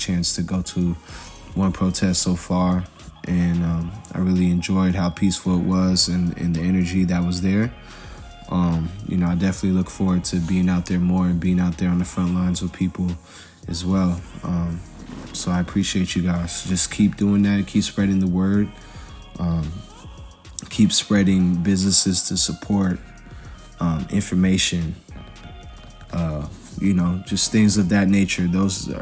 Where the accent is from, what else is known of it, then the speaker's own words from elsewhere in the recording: Portland, Oregon, United States; my experience growing up in Portland, Oregon